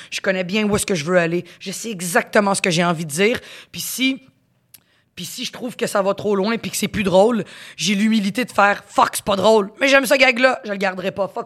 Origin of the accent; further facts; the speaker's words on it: Quebec, Canada; accent: Quebec French; mon accent, quand même, c'est pas un accent québécois très prononcé, fait que je me, je m'adapte très bien.